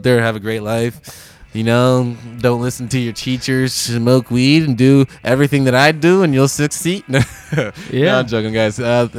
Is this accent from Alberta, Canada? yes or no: no; Toronto, Ontario, Canada; also born or lived in Nova Scotia; I'm from Toronto, not Montreal.